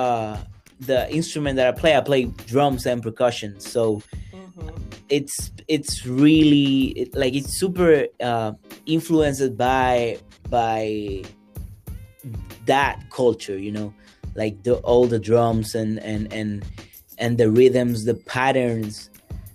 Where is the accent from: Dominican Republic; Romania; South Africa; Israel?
Dominican Republic; Santo Domingo; also born or lived in Boston, United States; I was born in Santo Domingo. That's the capital of the country